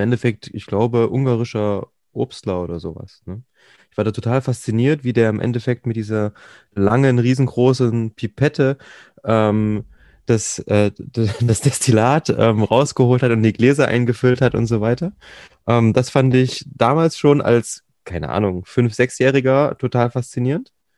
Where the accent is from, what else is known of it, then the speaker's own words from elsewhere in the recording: East Germany, Germany; ich bin typischer Ossi